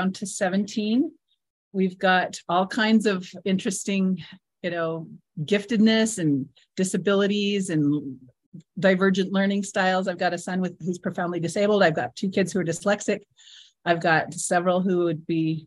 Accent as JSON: {"language": "English", "region": "Southern Utah", "country": "United States", "said": "We're from Southern Utah."}